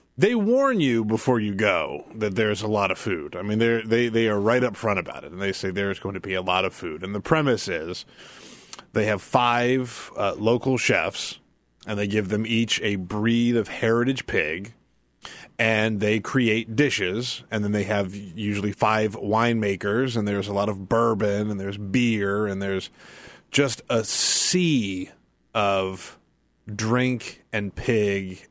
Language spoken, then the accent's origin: English; South Carolina, United States; moved away as an adult; also born or lived in Texas; when I was growing up in South Carolina. When I moved to Texas as a twenty-three-year-old man